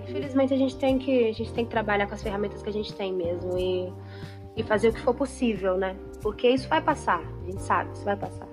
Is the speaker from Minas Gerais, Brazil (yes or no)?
yes; Minas Gerais, Brazil; also born or lived in São Paulo; sou de, de Minas Gerais